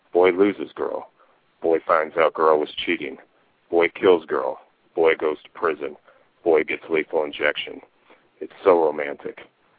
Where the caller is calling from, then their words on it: Tempe, Arizona, United States; I'm in Tempe, Arizona right now.